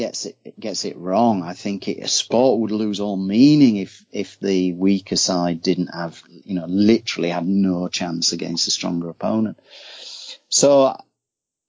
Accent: Yorkshire and the Humber, United Kingdom; I'm from Yorkshire, West Yorkshire, so it's a real rugby stronghold

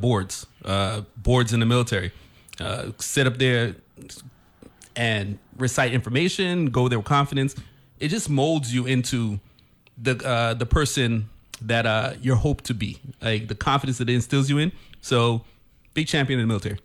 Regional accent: U.S. Virgin Islands; we are from Saint Croix

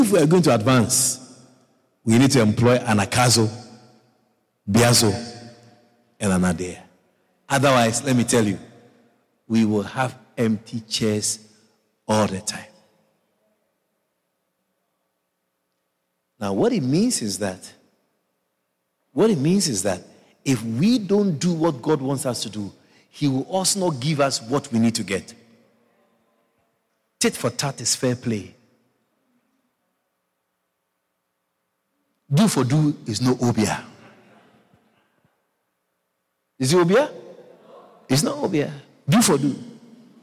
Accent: Ghana; I come from Ghana

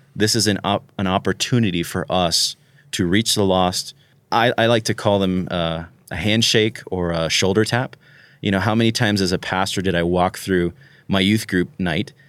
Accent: Florida, United States; I'm from Florida

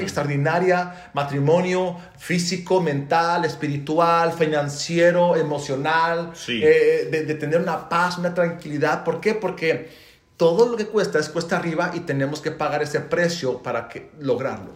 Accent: Zacatecas, Mexico; moved away as an adult; also born or lived in United States; now in Dallas, United States; vengo de Zacatecas, de un, de un rancho

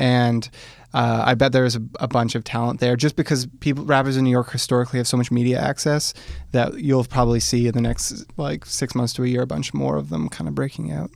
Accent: Hamilton, Ontario, Canada; I grew up in Hamilton

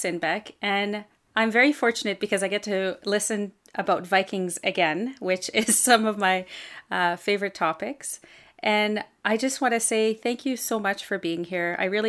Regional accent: Canada; first language French; English is a second language; not all the topics here are Canadian, but I am. … I'm a Francophone from Canada

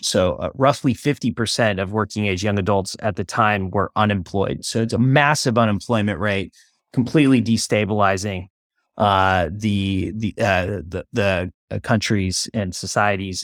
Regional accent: Oakland, California, United States; I was born and raised in Oakland, California

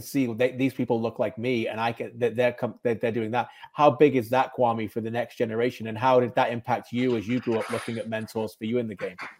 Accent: Birmingham, West Midlands, United Kingdom; where I was born in Birmingham

